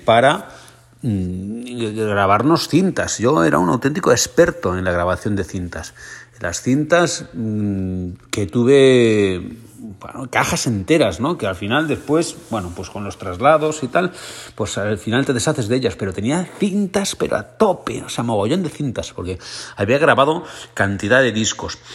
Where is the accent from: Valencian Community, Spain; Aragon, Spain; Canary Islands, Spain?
Valencian Community, Spain; Alicante; un vinazo de mi tierra, es un vinazo alicantino